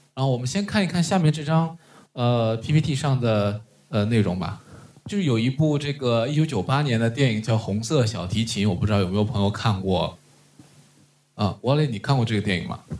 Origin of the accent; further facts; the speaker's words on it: China; 我们就是中国人